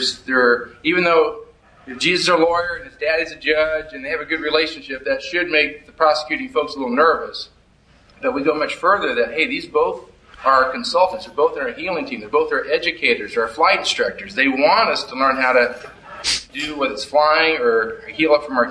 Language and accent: English; Dunlap, United States; I come from Dunlap